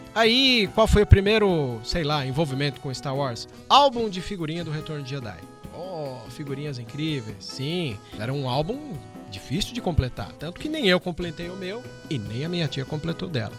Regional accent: São Bernardo do Campo, São Paulo, Brazil; moved away as an adult; also born or lived in Santos; now in Cascavel, Brazil; sou de São Bernardo, depois eu me mudei para Santos

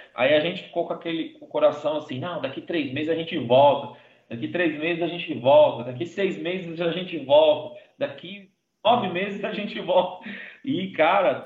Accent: Brazil; eu sou brasileiro

